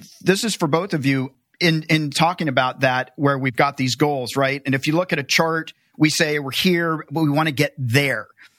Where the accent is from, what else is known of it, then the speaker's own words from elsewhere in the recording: the South, United States; I grew up in the South